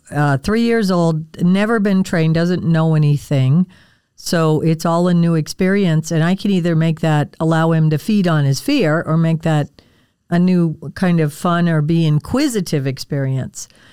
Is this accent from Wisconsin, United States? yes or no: yes; Wisconsin, United States; I grew up in Wisconsin